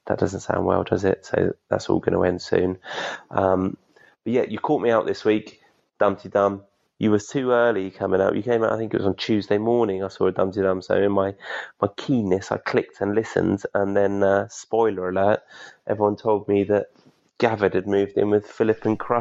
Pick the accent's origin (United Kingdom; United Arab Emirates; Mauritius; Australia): United Kingdom; Isle of Wight, South East England; now in Gothenburg, Sweden; I am from the Isle of Wight. I live in Gothenburg, Sweden.